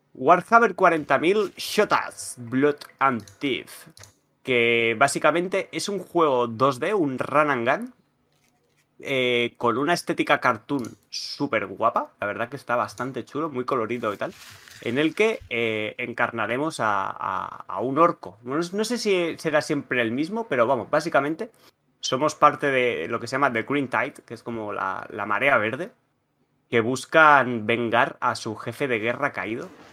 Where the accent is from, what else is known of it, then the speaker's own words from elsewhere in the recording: Catalonia, Spain; soy catalán